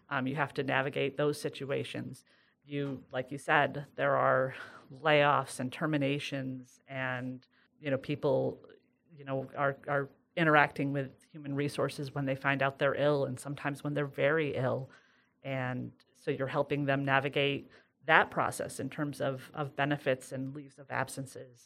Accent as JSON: {"language": "English", "town": "Sidney", "region": "New York", "country": "United States", "said": "I'm from Sydney"}